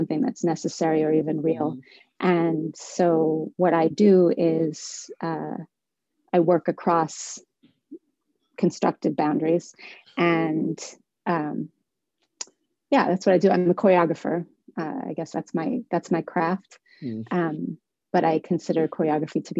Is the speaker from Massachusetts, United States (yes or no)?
yes; Somerville, Massachusetts, United States; I was born and raised in Somerville